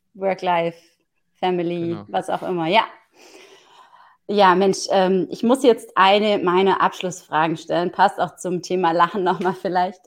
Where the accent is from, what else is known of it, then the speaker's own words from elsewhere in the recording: Southern Germany, Germany; ich komme ja aus dem Süden von Deutschland